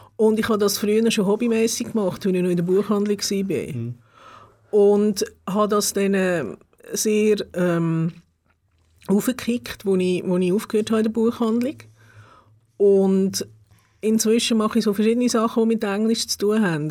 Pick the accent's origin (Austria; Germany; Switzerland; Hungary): Switzerland; Gebenstorf, Aargau; auch in Gebisdorf aufgewachsen und dort in die Schule die ersten fünf Jahre